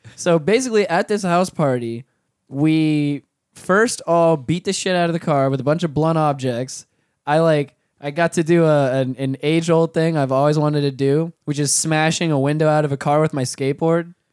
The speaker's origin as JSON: {"language": "English", "town": "Orlando", "region": "Florida", "country": "United States", "said": "we're from, we're from Orlando"}